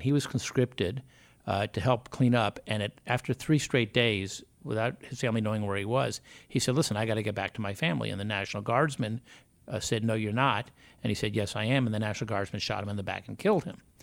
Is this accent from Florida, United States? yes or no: yes; South Florida, United States; growing up in South Florida and having actually gone through some hurricanes as a child